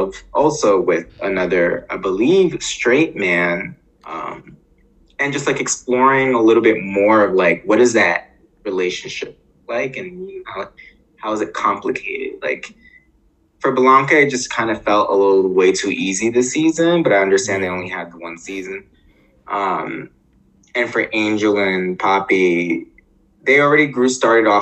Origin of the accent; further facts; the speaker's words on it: New York City, New York, United States; I grew up in Harlem